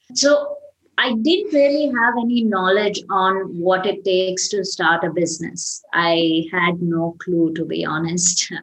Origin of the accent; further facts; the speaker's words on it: Chennai, Tamil Nadu, India; I'm from Chennai, uh, which is uh, a city in the south of India